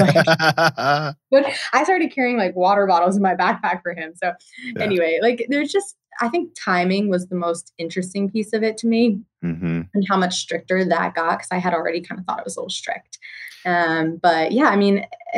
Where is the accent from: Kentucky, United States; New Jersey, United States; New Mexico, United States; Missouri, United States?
New Jersey, United States; moved away; also born or lived in Tennessee; I grew up right outside New York City in New Jersey